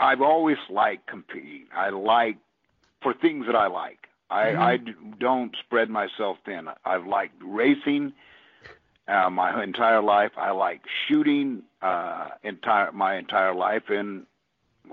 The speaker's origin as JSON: {"language": "English", "town": "Austin", "region": "Texas", "country": "United States", "tie": "born or raised there", "said": "my home state, my hometown, and it will be here in Texas, in Austin"}